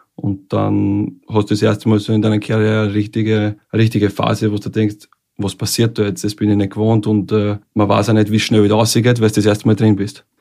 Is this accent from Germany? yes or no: no; Scheiblingkirchen, Lower Austria, Austria; moved away as an adult; also born or lived in Vienna / South Korea / Denmark; dort, wo ich herkomme, wo ich aufgewachsen bin